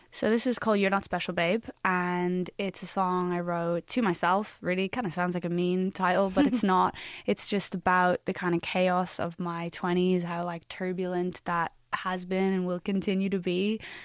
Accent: Ireland; as an Irish like artist

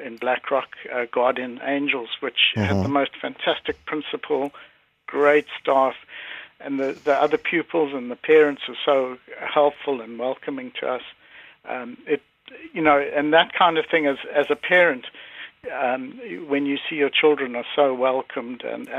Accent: South Africa; moved away as an adult; now in Ireland; I was born in South Africa, but today, in fact, is the exact 20th anniversary of my family moving to Ireland.

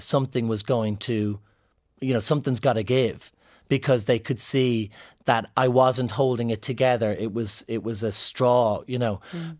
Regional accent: Ireland; Scottish people see me as an Irishman as opposed to a camp man

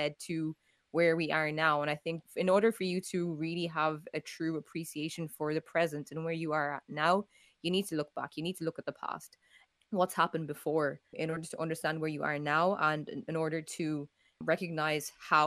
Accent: Ireland; I grew up in Ireland

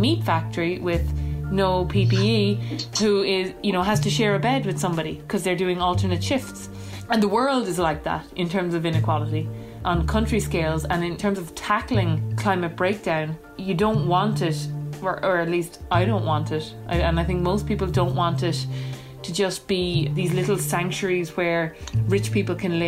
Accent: Achill Island, Connacht, Ireland; I'm an environmentalist from Achill Island

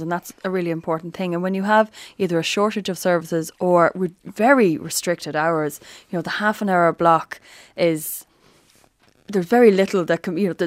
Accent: Drogheda, Leinster, Ireland; we're from Drogheda, but on the Meath side of Drogheda.

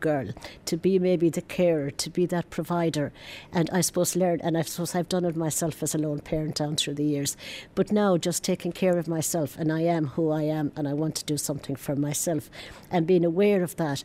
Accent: Berlin, Germany; English is a second language; moved away as an adult; now in Ireland; I'm living in Gemelli and I'm original from Berlin. I came to Ireland in 2005.

